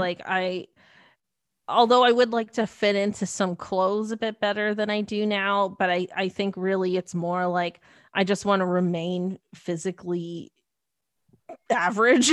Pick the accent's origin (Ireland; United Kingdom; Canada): Canada; Mississauga, Ontario; I grew up in Mississauga